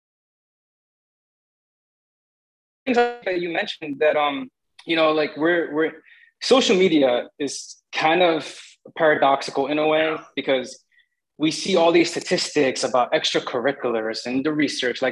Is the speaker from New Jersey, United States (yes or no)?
yes; North Bergen, New Jersey, United States; also born or lived in Bogota, New Jersey; I was born in Jersey City Hospital, but my mom raised me in North Bergen.